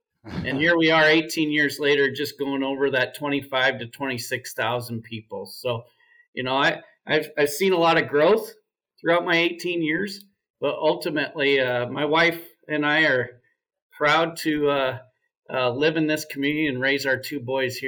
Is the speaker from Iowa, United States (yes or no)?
yes; Dallas Center, Iowa, United States; also born or lived in Waukee, Iowa; I grew up in Dallas Center Grimes mm-hmm. Community School District